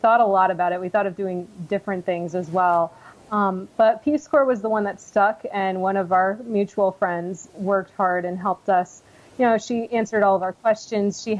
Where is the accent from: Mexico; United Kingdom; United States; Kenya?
United States; Connecticut; moved away as an adult; also born or lived in Washington, District of Columbia, United States; I was born in Connecticut and lived there most of my life